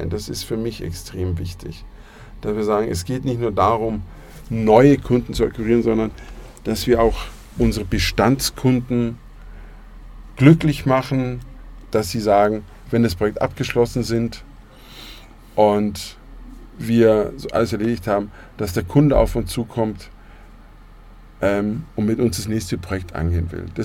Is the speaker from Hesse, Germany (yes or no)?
no; Munich, Bavaria, Germany; ich bin in München geboren, man hört zwar nicht, aber ich bin ein Münchner Kindl und ich bin mein Leben lang in München.